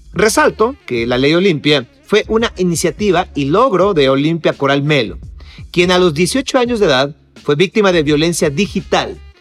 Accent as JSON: {"language": "Spanish", "country": "Mexico", "said": "nosotros como mexicanos"}